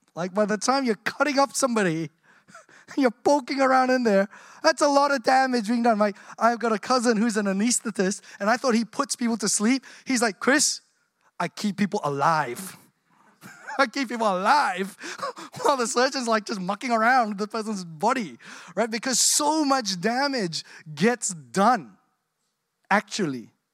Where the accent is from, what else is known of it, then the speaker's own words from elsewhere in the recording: Australia; I grew up here in Australia.